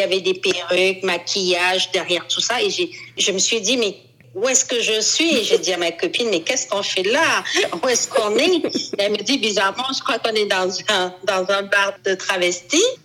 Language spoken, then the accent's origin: French; Cameroon; now in Paris, France; J'habite à Paris. Je suis camerounaise